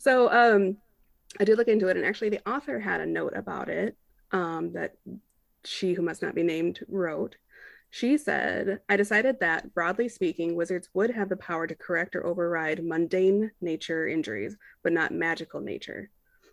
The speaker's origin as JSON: {"language": "English", "country": "Ireland", "said": "You know, fuck them. I am Irish."}